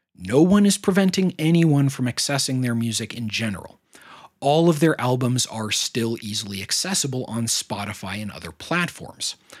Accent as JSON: {"language": "English", "country": "United States", "said": "my own nation state"}